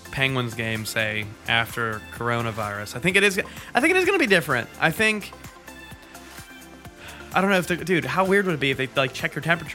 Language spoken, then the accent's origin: English; Canada; I'm Canadian.